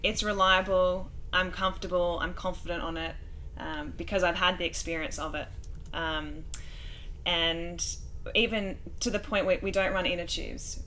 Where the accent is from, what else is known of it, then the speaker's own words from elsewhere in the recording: Australia; I'm Australian